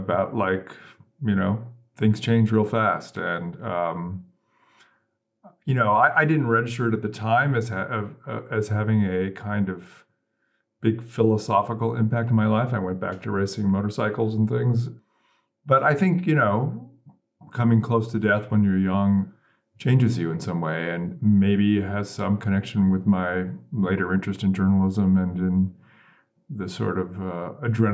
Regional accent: Silicon Valley, California, United States; moved away; also born or lived in upstate New York; I grew up in California in Silicon Valley

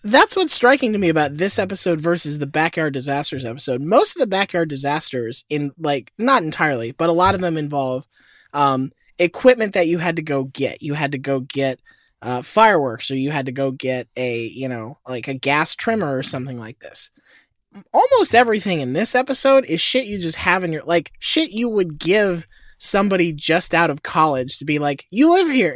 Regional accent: Florida, United States; I was born in Florida

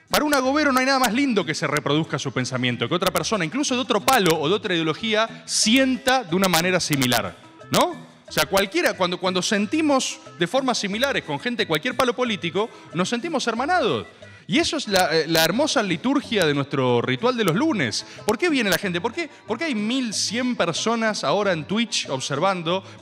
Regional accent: Merlo, Buenos Aires Province, Argentina; Tengo 17 años, eh, soy de Merlo, eh, vivo con mis padres

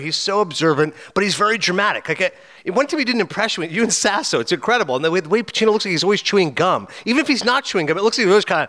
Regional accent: Canada; being Canadian

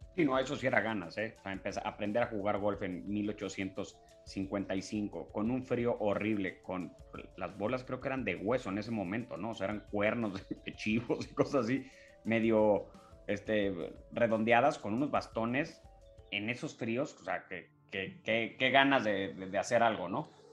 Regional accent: Mexico; nosotros como, como mexicanos

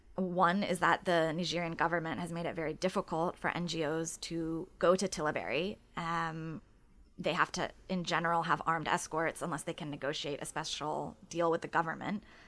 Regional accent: United States; as an American who's reported in other countries

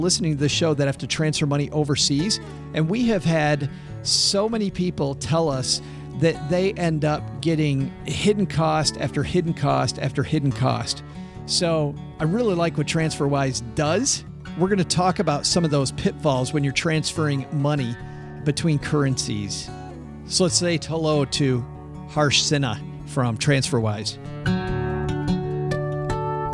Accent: Detroit, Michigan, United States; I'm from Detroit

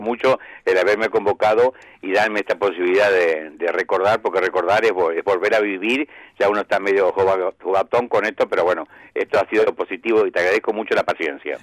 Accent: Argentina; soy argentino

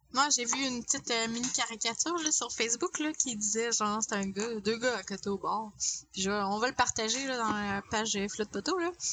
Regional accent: Quebec, Canada; en tant que québécois oui on dans un Canada on est minoritaire

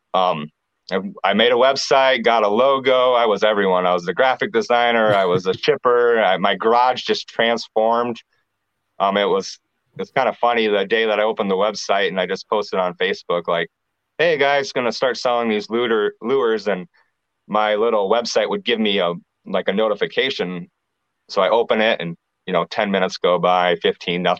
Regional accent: Clear Lake, Iowa, United States; born or raised there; also born or lived in Cedar Rapids, Iowa

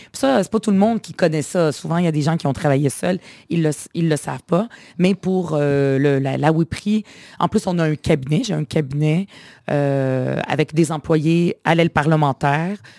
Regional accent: Quebec, Canada; je me disais fièrement québécoise

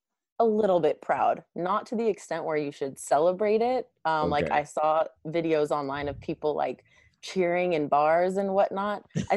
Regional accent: Bay Area, California, United States; I'm from the Bay Area.

